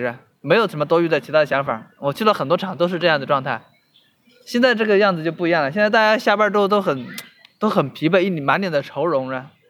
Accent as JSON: {"language": "Chinese", "region": "Hubei", "country": "China", "tie": "born or raised there", "moved": "yes", "lives_now": "Shenzhen, China", "said": "我老家湖北的，一直没有出来，"}